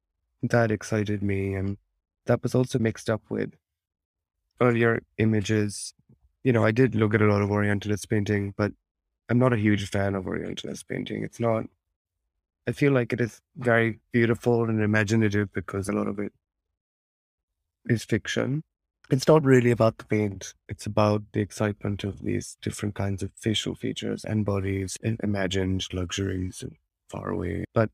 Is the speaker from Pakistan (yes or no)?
yes; Lahore, Punjab, Pakistan; But also I enjoy bearing that up with memories of growing up in Pakistan and Lahore, or the feeling of that excitement and fun in knowing both of these worlds.